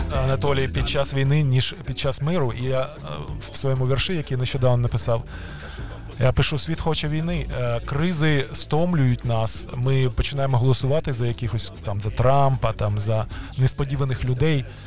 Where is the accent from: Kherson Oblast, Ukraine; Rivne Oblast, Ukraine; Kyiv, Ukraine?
Kyiv, Ukraine; ті кияни, які народилися в Києві колись давно, як я